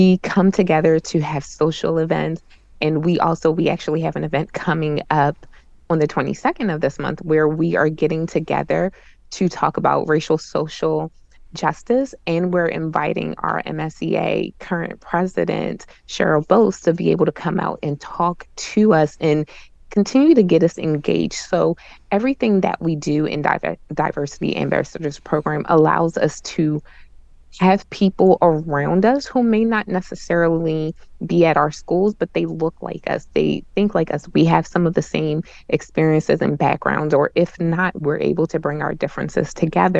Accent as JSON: {"language": "English", "town": "Baltimore", "region": "Maryland", "country": "United States", "tie": "born or raised there", "also_born_or_lived": "Frederick County, Maryland", "moved": "as an adult", "said": "I'm originally from Baltimore, so when I went to school, everyone in my classroom looked like me"}